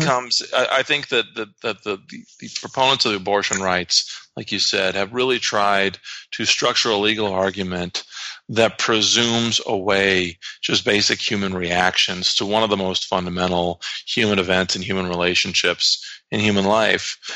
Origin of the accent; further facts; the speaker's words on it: Iowa, United States; my home state, the state of Iowa